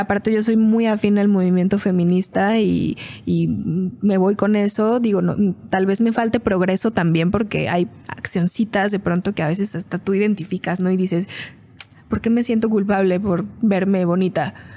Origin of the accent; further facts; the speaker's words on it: Fresnillo, Zacatecas, Mexico; nací en Fresnillo, Fresnillo, Zacatecas